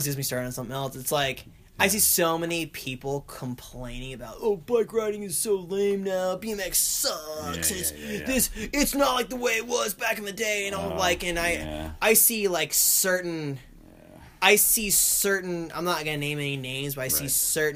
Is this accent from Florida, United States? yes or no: yes; Longwood, Florida, United States; I came away from Longwood, Florida